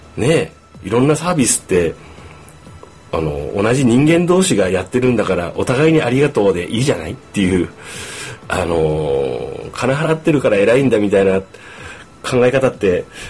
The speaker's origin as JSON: {"language": "Japanese", "region": "Kumamoto", "country": "Japan", "tie": "born or raised there", "moved": "as an adult", "said": "地元の熊本を離れてですね、もう一年"}